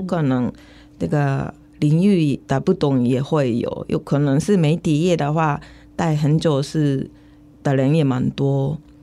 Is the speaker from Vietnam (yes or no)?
no; Japan; Chinese is a second language; moved away as an adult; now in Taiwan; 因为我在日本，先我在日本长大的